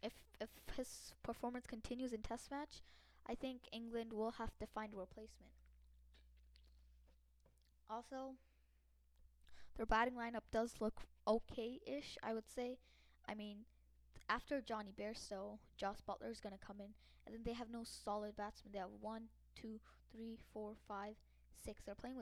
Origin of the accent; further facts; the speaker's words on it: India; as much as it hurts me saying this because I'm an Indian, really could really hurt India's batsmen